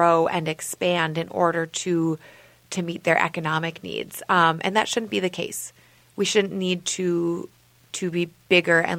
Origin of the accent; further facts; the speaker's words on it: Minnesota, United States; I'm from Minnesota originally